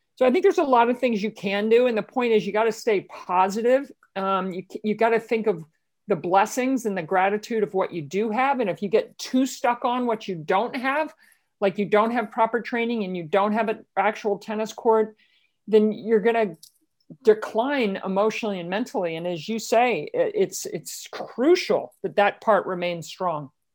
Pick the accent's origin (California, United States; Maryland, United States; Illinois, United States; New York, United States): Maryland, United States; Baltimore; where I grew up in Baltimore